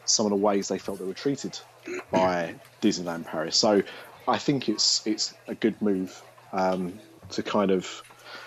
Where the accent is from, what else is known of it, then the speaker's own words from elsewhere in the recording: England, United Kingdom; Mine's so minimal that when I do speak it, they often pick up that I'm English